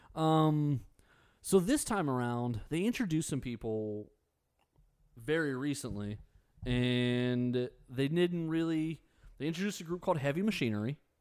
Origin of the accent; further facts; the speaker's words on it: United States; As an American